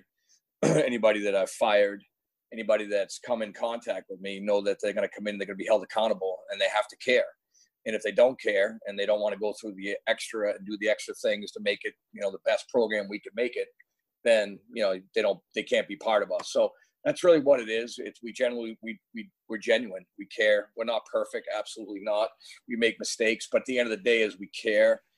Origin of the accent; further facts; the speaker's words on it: United States; as an American hockey player